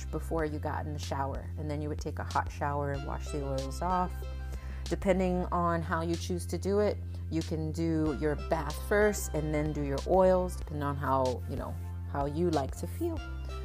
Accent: West Palm Beach, Florida, United States; I am from West Palm Beach, Florida

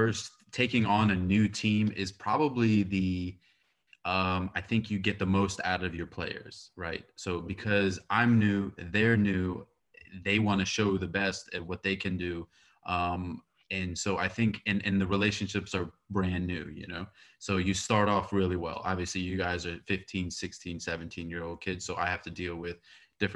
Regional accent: United States; I'm born and raised in America

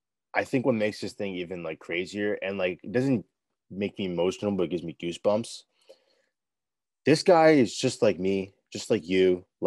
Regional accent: United States; We're both American, 20 year olds

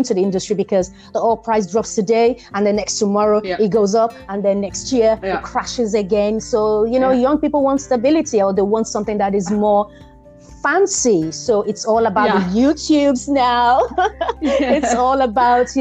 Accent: Nigeria; my upbringing being Nigerian

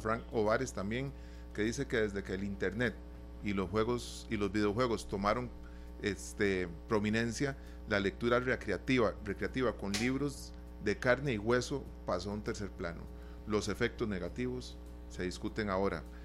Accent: Costa Rica; como costarricenses

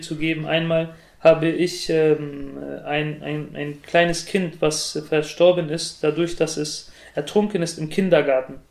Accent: Germany; die jungen Muslime, so wie ich, äh, wir fühlen uns eher heimisch in Deutschland und wir würden uns auch selbst als äh, Deutsche mit arabischem oder türkischem Migrationshintergrund bezeichnen

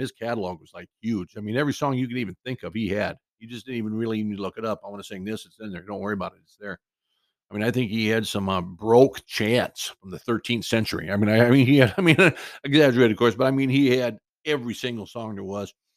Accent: Cedar Rapids, Iowa, United States; now in Southern California, United States; My hometown of Cedar Rapids, Iowa

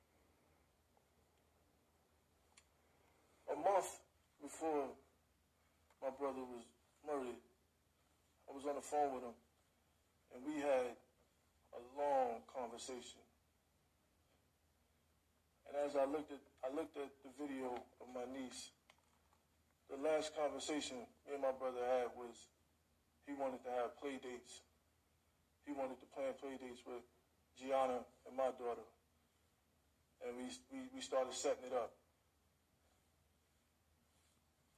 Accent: New York, United States; I'm from New York

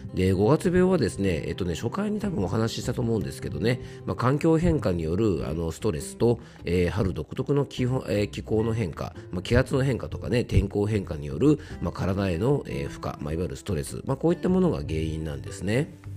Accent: Yamanashi, Japan; 僕の地元山梨県にも甲斐善光寺というですねあのお寺があって

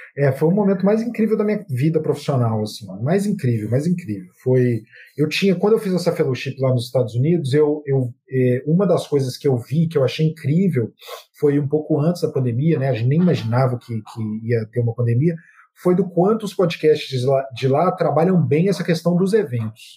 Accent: Belo Horizonte, Minas Gerais, Brazil; eu sou mineiro, sou de BH, de, de um bairro da periferia de BH que chama Maria Gorete

